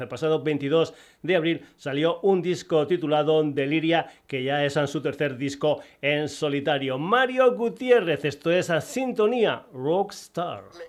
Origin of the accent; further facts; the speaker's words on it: Burguillos del Cerro, Extremadura, Spain; muy muy cerquita de mi pueblo, Burguillos del Cerro